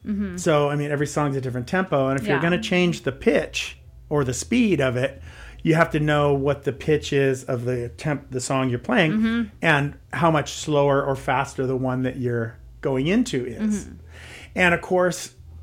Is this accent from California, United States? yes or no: yes; San Francisco, California, United States; So I'm from San Francisco. It's not like I've never seen a drag queen before or anything